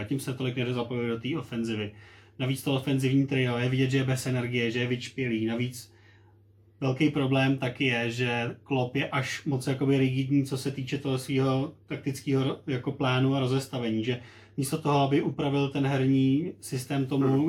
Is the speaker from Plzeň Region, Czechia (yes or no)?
yes; Plzeň, Plzeň Region, Czechia; jsme oba z Plzně